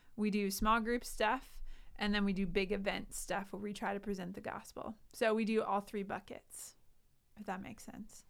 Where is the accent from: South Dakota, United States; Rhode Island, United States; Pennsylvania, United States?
South Dakota, United States; Sioux Falls; also born or lived in Indiana / Colorado; I grew up here in Sioux Falls